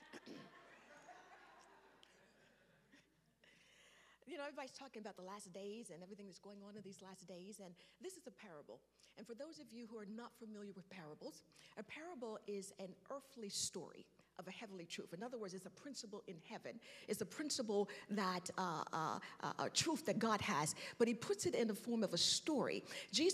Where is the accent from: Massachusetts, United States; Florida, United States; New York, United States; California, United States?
New York, United States; accent: New York; now in Georgia, United States; I've been in South long enough to be a Georgia peach, but I still sound like somebody from New York